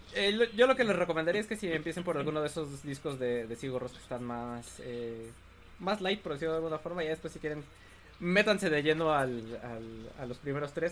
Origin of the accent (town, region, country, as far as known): Mexico